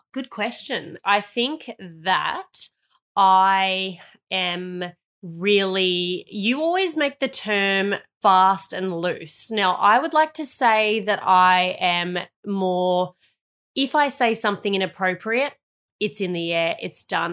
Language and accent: English; Melbourne, Victoria, Australia; also born or lived in Sydney; I went to Sydney for two years. But then I ended up going back to Melbourne and spending my year nine to twelve years at a school